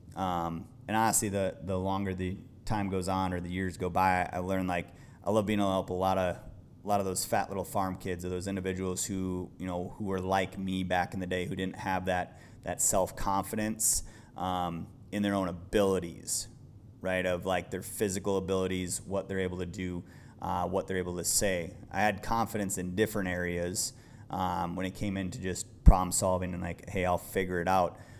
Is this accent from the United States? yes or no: yes; Midwest, United States; also born or lived in Idaho; growing up in the Midwest